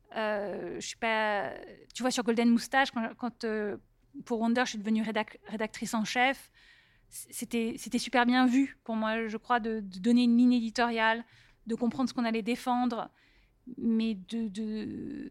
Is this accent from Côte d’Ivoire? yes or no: no; Paris, Île-de-France, France; moved away as an adult; also born or lived in Silicon Valley; je viens d'Europe, je viens de Paris